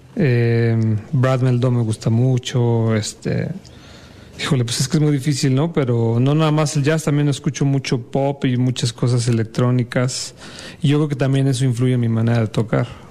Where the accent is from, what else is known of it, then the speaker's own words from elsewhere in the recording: Mexico City, Mexico; yo soy de la Ciudad de México y desde muy chiquito estoy en la música